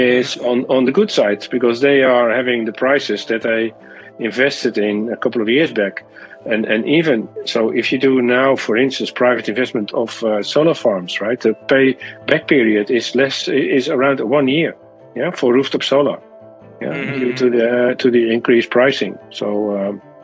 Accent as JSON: {"language": "English", "country": "Netherlands", "said": "my home country in the Netherlands"}